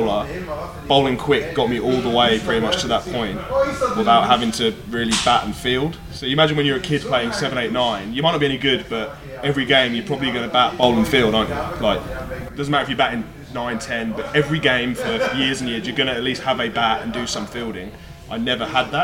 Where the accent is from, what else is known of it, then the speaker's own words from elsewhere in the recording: Suffolk, East of England, United Kingdom; Where I grew up in Suffolk, and in Suffolk, particularly where I grew up, it was only really the private schools where you play cricket